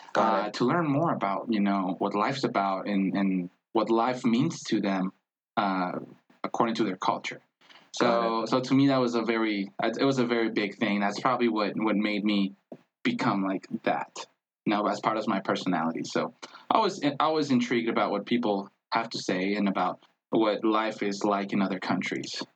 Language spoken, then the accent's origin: English; Tijuana, Baja California, Mexico; English is a second language; moved away as an adult; also born or lived in Mexico City / Wyoming; now in Denver, United States; I was born in Mexico City, but I was uh, I grew up in Tijuana. I was raised in Tijuana, Baja California.